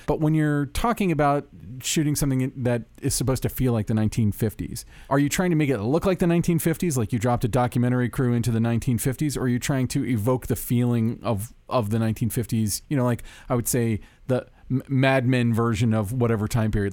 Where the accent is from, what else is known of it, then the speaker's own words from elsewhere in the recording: Orlando, Florida, United States; now in Los Angeles, United States; Orlando, Florida, my home my hometown